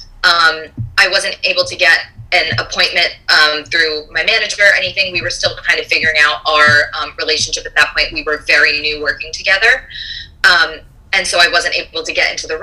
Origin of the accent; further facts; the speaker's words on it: Rhode Island, United States; I'm from Rhode Island